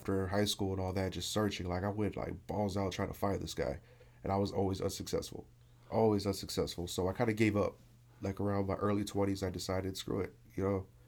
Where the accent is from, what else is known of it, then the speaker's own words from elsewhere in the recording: Miami, Florida, United States; Miami, Florida. I grew up in a neighborhood called Cutler Ridge